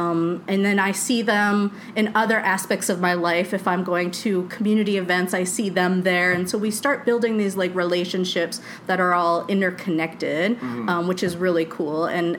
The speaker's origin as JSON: {"language": "English", "region": "Florida", "country": "United States", "tie": "born or raised there", "also_born_or_lived": "Charleston", "said": "You know, growing up in Florida is very suburban sprawl like stuff, right? So I didn't really have like a sense of community. And living in Charleston, it was also really sprawled out."}